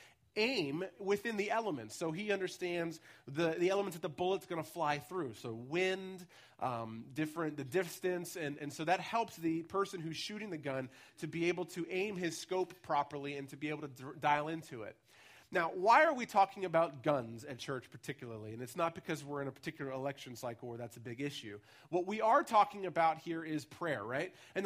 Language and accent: English; United States; also born or lived in Ellwood City, Pennsylvania; now in Pittsburgh, United States; So I was born in Elwood City, which is actually not the city at all, but most of my life I spent in the Baltimore, Washington area, and then I've been in urban spaces the rest of the time.